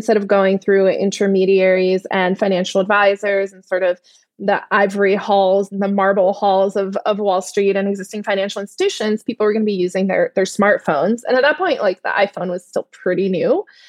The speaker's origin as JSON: {"language": "English", "country": "Netherlands", "tie": "born or raised there", "second_language": "English", "said": "And my family is from Turkey. I grew up in the Netherlands, traveled a lot, lived in a lot of different places around the world."}